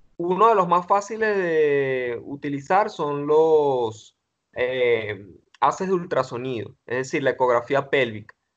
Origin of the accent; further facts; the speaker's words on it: Venezuela; en mi país, acá Venezuela